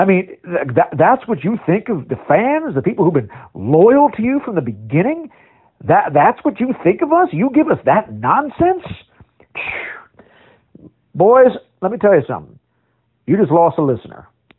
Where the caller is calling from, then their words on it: Beaverton, Ohio, United States; I'm calling from Beaverton, Ohio.